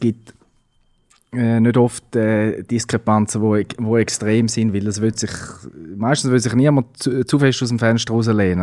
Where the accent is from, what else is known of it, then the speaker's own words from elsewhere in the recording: Switzerland; bei uns in der Schweiz